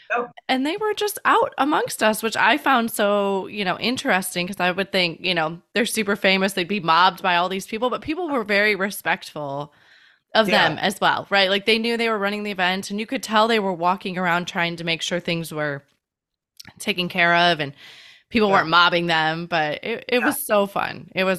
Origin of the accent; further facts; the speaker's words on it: Elgin, Illinois, United States; I grew up in Elgin